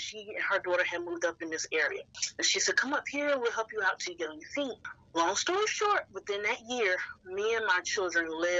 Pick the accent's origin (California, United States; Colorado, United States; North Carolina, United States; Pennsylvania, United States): North Carolina, United States; moved away as an adult; now in Woodbridge, United States; I am originally from North Carolina, lived in North Carolina all my life up until 2019.